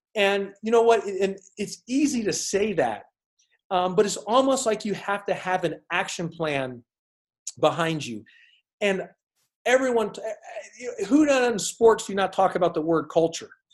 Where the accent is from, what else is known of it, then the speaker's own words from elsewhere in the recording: Houston, Texas, United States; also born or lived in Arizona; growing up in Houston. Arizona. I was in Houston a lot, so Houston, Texas.